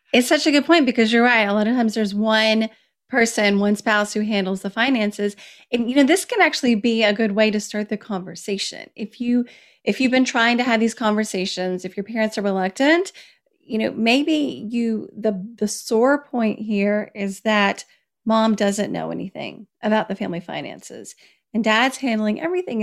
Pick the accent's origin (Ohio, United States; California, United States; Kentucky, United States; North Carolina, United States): Kentucky, United States; moved away as an adult; also born or lived in Washington, D.C.; when I moved from Washington, D C, back to my home state of Kentucky